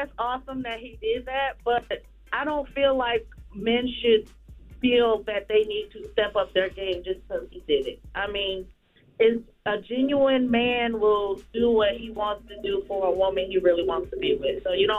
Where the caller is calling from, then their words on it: Lugoff, South Carolina, United States; from South Carolina.